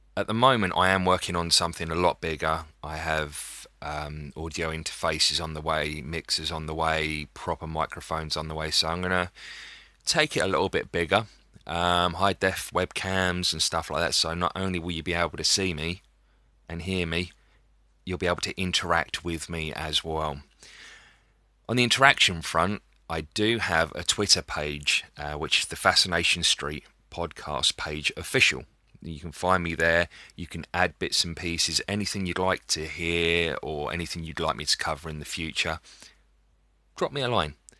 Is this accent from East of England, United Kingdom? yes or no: no; Dover, South East England, United Kingdom; my hometown of Dover